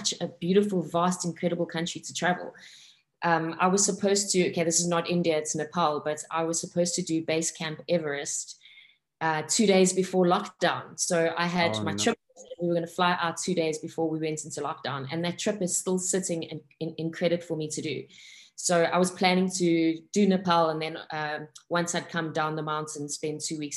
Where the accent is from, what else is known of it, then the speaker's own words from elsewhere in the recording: South Africa; I am South African from Italian heritage. So my family is Italian, but born and brought up in South Africa